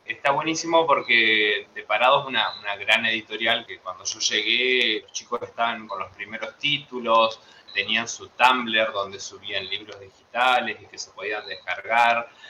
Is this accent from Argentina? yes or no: yes; a town near Paraná, Entre Ríos, Argentina; yo no nací en Camp nací en un, pueblo acá cerca